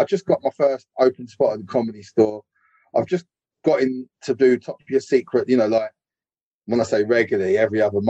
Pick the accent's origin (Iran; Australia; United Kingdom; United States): United Kingdom; London; also born or lived in Edgware; I was born in Edgware General. And I brought up around Burnt Oak